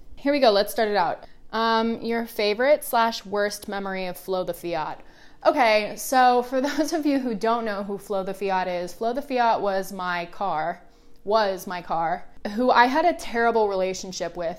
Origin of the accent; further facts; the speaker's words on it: Oregon, United States; now in Los Angeles, United States; I grew up in the Pacific Northwest, so it rained a lot